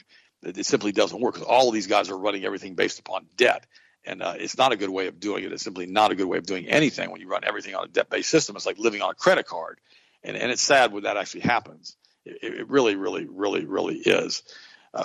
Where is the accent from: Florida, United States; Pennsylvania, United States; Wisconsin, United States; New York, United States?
Florida, United States; Auburndale; this is in my hometown